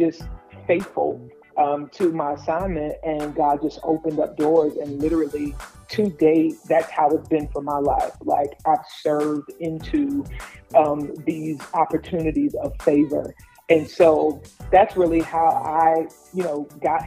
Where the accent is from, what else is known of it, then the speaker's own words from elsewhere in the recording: New York City, New York, United States; I'm originally from Brooklyn, New York.